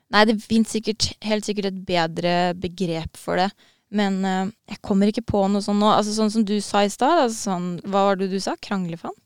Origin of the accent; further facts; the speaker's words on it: Norway; Vi er jo nordmenn nå